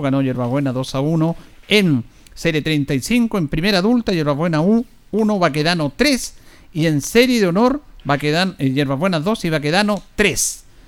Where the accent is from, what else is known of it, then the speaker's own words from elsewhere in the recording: Linares, Maule, Chile; Nosotros que somos de Linares